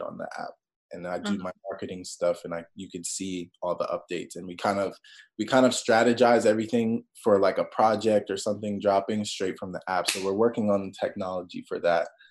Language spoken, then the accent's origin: English; Maryland, United States; I grew up in Maryland in the middle of nowhere